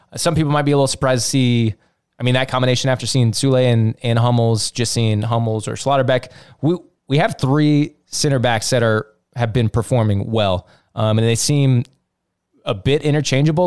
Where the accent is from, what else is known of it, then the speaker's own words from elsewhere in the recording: United States; Fully American, kinda German, not English